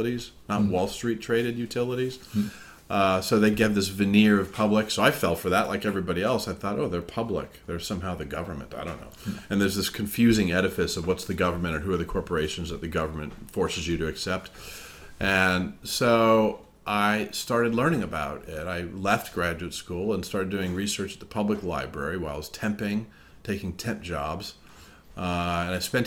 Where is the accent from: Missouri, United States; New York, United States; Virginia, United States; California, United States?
California, United States; moved away as an adult; also born or lived in Massachusetts; I'm from California